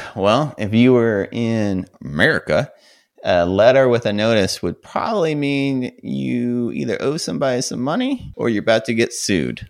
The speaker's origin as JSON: {"language": "English", "country": "United States", "said": "being American and used to not drinking great beer"}